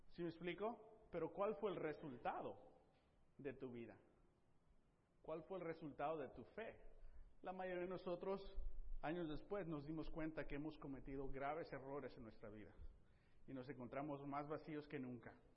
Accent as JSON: {"language": "Spanish", "town": "Tepic", "region": "Nayarit", "country": "Mexico", "tie": "born or raised there", "moved": "yes", "said": "yo crecí en Tepic"}